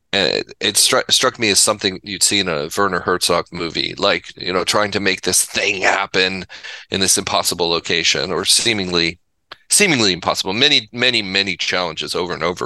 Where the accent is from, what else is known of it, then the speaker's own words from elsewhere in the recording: Pasadena, California, United States; moved away; also born or lived in Laguna Beach / Santa Barbara; I grew up in the Pasadena area and Laguna Beach